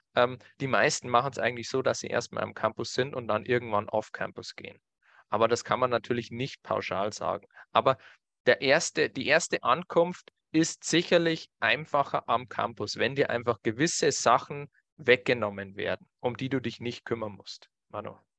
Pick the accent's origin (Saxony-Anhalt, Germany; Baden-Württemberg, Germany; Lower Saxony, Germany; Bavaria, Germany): Bavaria, Germany; bei uns in Bayern